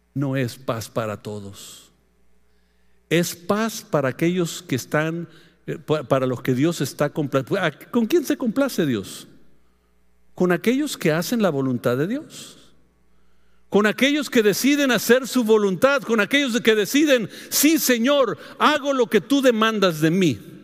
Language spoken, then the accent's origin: Spanish; Mexico; Es la costumbre nuestra como mexicano